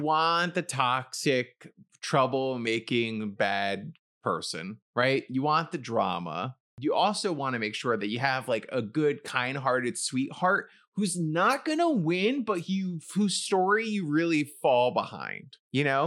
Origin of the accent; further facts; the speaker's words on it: New York City, New York, United States; moved away as an adult; now in New Jersey, United States; I live near New York City. I grew up in New York City.